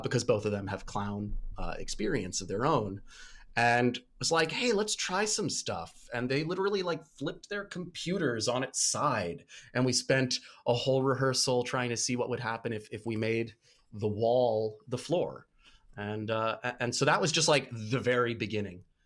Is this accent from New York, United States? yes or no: yes; Port Washington, New York, United States; also born or lived in Pittsburgh; I grew up in Port Washington, uh, Long Island